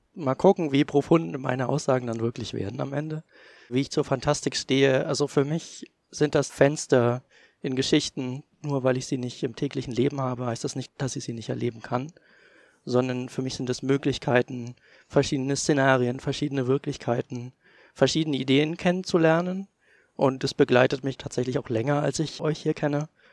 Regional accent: East Germany, Germany; ich bin halt noch in der DDR geboren, bin dementsprechend auch DDR sozialisiert, zumindest die Grundsozialisation, die man als kleines Kind erhält

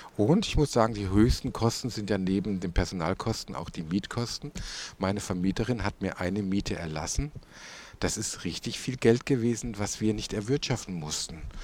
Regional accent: Tauberbischofsheim, Baden-Württemberg, Germany; now in Würzburg, Germany; wir kommen doch aus Tauber Bischofsheim

